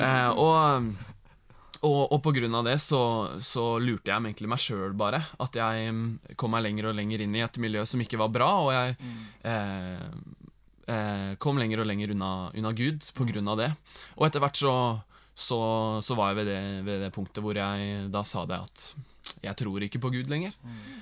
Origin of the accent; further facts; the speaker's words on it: Gudbrandsdalen, Innlandet, Norway; moved away; also born or lived in Bærum; vi er jo fra Gudbrandsdalen